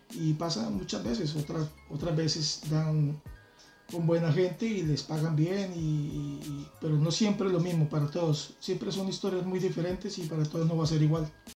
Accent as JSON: {"language": "Spanish", "town": "Bucaramanga", "region": "Santander", "country": "Colombia", "moved": "as an adult", "lives_now": "Madrid, Spain", "said": "dos casas de donde yo vivía, en la ciudad de Bucaramanga, en Colombia"}